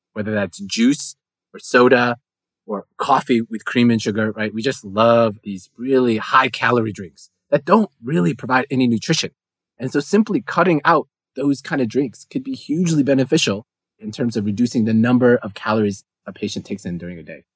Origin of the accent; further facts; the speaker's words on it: United States; as an American